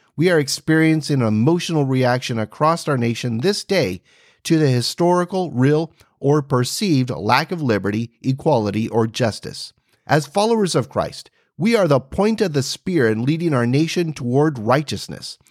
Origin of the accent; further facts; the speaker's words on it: United States; As an American history teacher, I love our American story